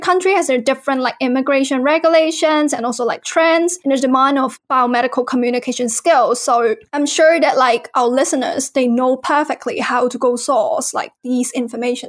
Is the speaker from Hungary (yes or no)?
no; Hong Kong; moved away as an adult; also born or lived in England / Dundee, Scotland; now in Scotland, United Kingdom; I'm originally from Hong Kong and I started my life in the UK 2 years ago